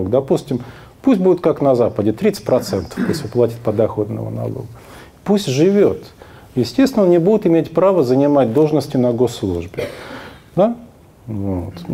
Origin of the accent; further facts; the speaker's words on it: Kemerovo Oblast, Russia; Мы с семьей приехали из Кемеровской области, но мы нормальные.